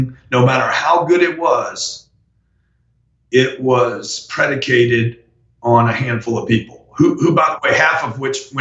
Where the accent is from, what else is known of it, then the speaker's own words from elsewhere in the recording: Louisiana, United States; I'm from Louisiana